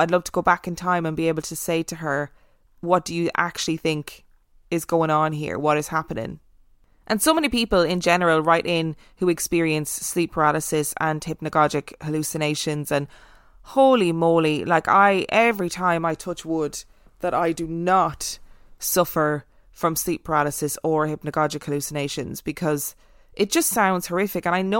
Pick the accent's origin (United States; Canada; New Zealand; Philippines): United States; Miami, Florida; This faith in animals' ability to sense things stems from my one unexplainable experience back in my hometown of Miami, which is a wonderfully warm and colourful city